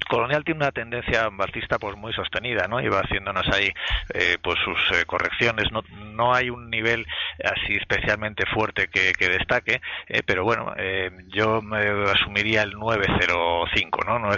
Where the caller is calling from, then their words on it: Valencia, Valencian Community, Spain; de Valencia.